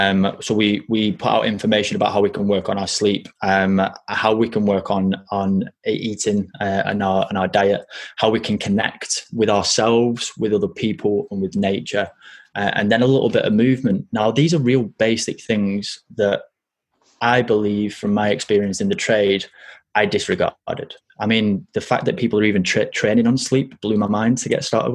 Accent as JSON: {"language": "English", "town": "Burnley", "region": "North West England", "country": "United Kingdom", "also_born_or_lived": "France", "said": "I got judged for my colloquial dialect because I was from Burnley"}